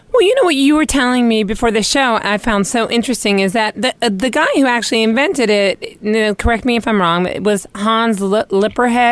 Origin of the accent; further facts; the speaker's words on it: New York, United States; as a New Yorker